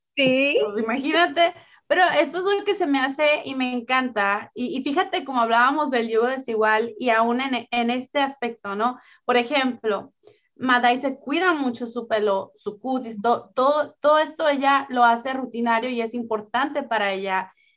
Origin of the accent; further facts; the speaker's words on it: northern Mexico, Mexico; yo soy del norte de México